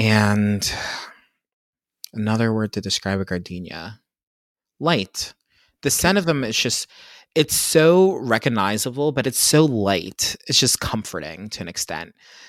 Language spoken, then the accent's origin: English; Pennsylvania, United States; I grew up in Pennsylvania.